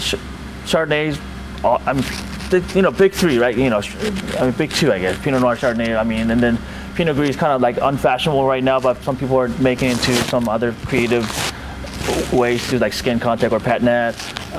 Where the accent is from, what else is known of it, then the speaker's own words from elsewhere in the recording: Temecula, California, United States; Like, I'm from Temecula, which is also a kind of like a subset of California AVA, you know, very small region.